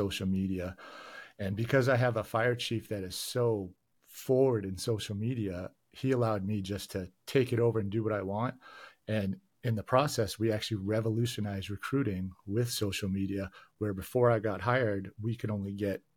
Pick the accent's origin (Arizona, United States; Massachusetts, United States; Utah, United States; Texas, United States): Massachusetts, United States; Boston; now in North Las Vegas, United States; I'm originally from Boston, Massachusetts, or just north of Boston